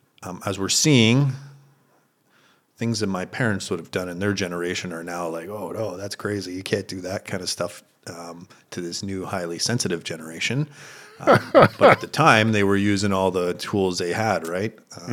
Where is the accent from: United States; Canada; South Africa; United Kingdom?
Canada; Ontario; I was originally from Northern Ontario in Canada. I was an outdoors guy.